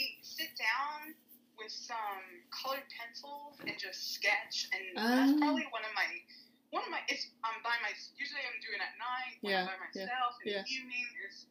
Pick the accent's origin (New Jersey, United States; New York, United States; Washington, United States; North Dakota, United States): New York, United States; New York City; And I lived in Bushwick